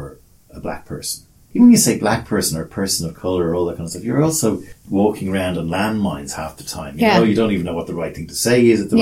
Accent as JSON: {"language": "English", "country": "Ireland", "said": "as an Irish man"}